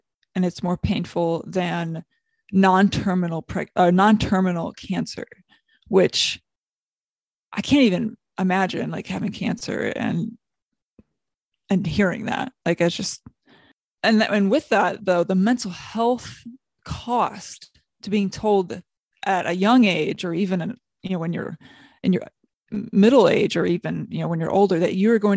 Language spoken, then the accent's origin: English; South Bend, Indiana, United States; moved away as an adult; now in Los Angeles, United States; I'm from South Bend, Indiana, and I currently work in Los Angeles